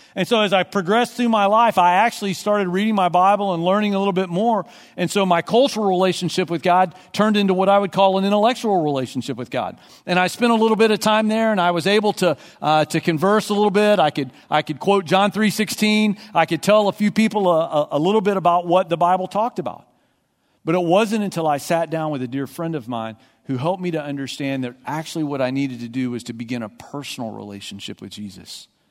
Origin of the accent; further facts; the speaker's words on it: Texas, United States; I grew up in Texas